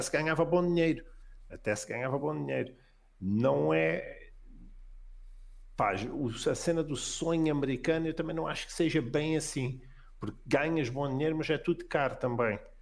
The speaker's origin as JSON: {"language": "Portuguese", "country": "Portugal", "also_born_or_lived": "Virginia, United States", "moved": "as an adult", "said": "eu sou de Portugal"}